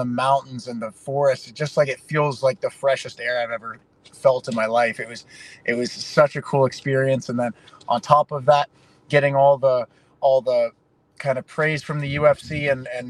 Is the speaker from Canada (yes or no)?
yes; Canada; I grew up playing hockey in Canada